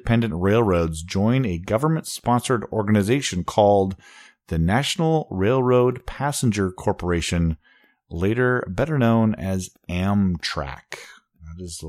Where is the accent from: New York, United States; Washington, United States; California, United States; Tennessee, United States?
Washington, United States; Wenatchee; now in Seattle, United States; I was coming back from my hometown, Wenatchee, coming back to Seattle